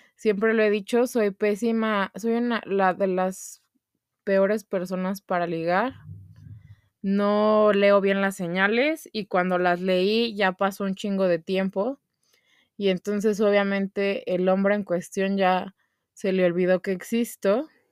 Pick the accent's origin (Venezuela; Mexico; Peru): Mexico; como mexicanos